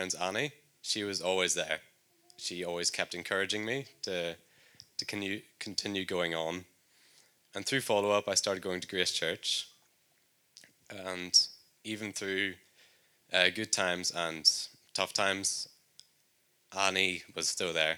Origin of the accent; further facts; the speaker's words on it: Northern Ireland, United Kingdom; moved away as an adult; If you couldn't tell by my accent, I'm from Northern Ireland